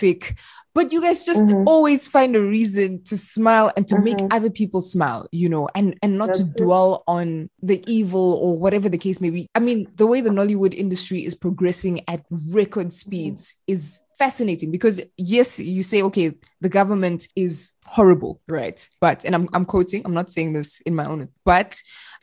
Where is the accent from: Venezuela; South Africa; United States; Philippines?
South Africa; I'm Congolese, but I was born and raised in South Africa.